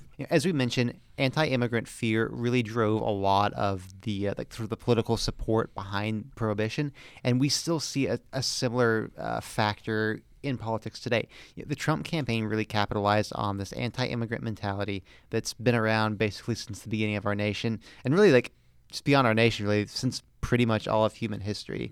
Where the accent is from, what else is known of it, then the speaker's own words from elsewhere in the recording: the Southern part of Florida, United States; Parts of Florida are the South, parts of it are not. I am from the Southern part.